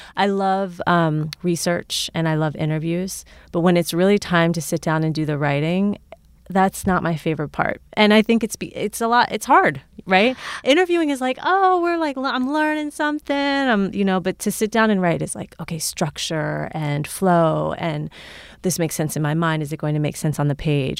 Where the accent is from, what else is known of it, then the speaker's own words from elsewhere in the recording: Cincinnati, Ohio, United States; someone who's from here but has also lived a lot of different places